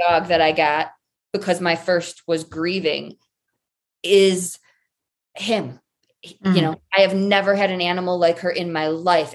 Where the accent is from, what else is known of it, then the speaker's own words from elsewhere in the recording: Michigan, United States; moved away as an adult; also born or lived in Colorado; I grew up in Michigan, complete tomboy, daddy's girl